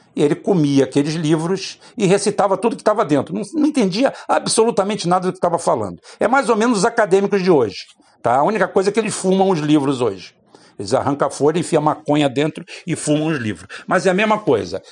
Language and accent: Portuguese; Itaboraí, Rio de Janeiro, Brazil; quando eu era criança pequena aqui em Itaboraí